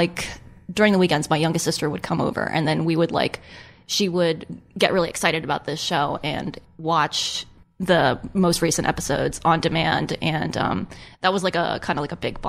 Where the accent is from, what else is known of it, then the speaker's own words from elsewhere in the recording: Maryland, United States; I'm from Maryland